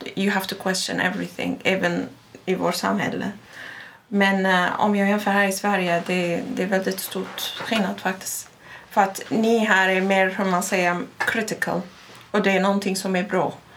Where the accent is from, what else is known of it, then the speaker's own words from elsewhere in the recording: Baghdad, Baghdad Governorate, Iraq; Swedish is a second language; now in Sweden; Jag har vuxit upp i Bagdad